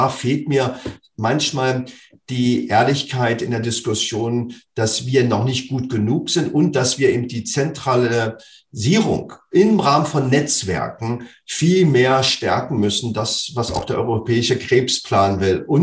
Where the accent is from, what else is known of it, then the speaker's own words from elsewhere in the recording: Berlin, Germany; Also für mich als äh, Berliner Junge, ich bin aufgewachsen in dem Fußballverein Meteor 06.